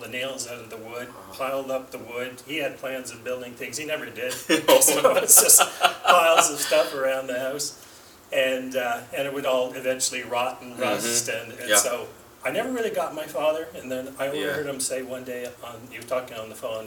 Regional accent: Cape Breton Island, Nova Scotia, Canada; my parents settled in Cape Breton Island

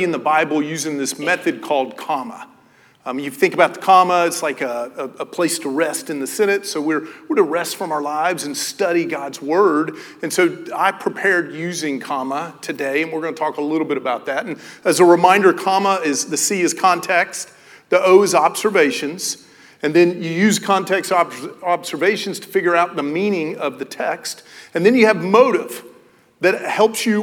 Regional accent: Knoxville, Tennessee, United States; I grew up in Knoxville, Tennessee.

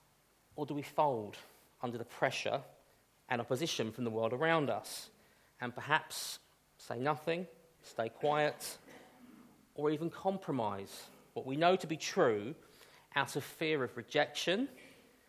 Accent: United Kingdom; we are British after all

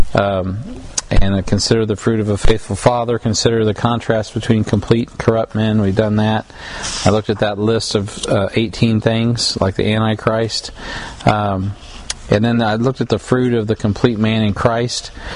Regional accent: United States; as an American

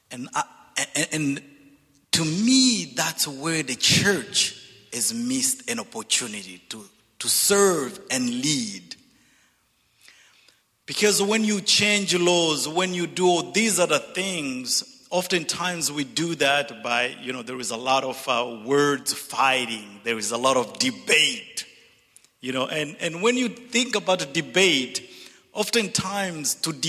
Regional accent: DR Congo; English is a second language; moved away; also born or lived in Zambia / Zimbabwe / Dallas / Missouri; I'm originally from Zambia, grew up in the Congo, and educated in Zimbabwe and Dallas and Missouri.

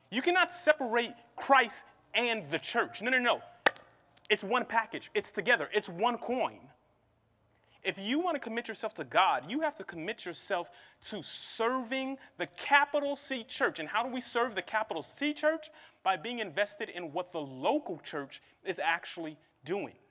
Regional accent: Midwest, United States; I'm from the Midwest, please forgive me.

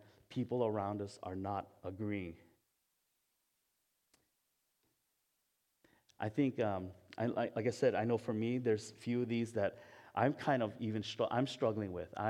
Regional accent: Hawaii, United States; moved away; I'm Japanese, but I was born in Hawaii.

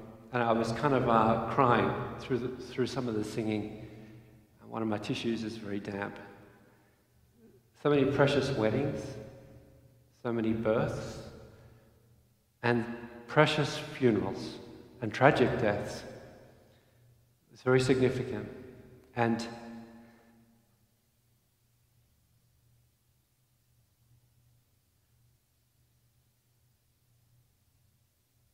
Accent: Australia; moved away as an adult; I'm an Aussie

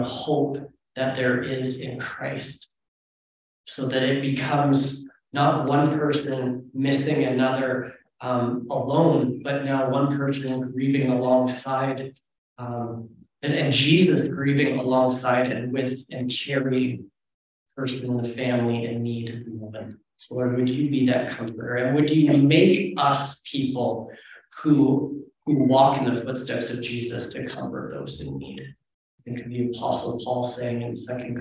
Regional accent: Canada; I'm Canadian

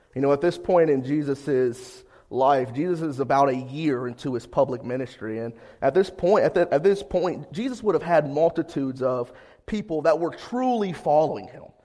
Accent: Ohio, United States

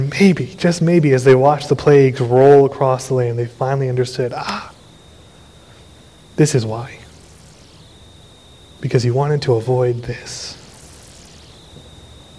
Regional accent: Austin, Texas, United States; I was a teenager growing up in Austin

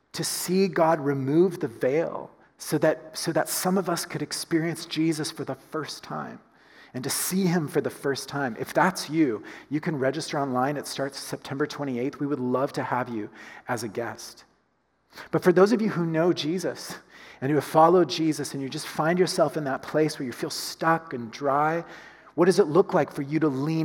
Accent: United States; as an American

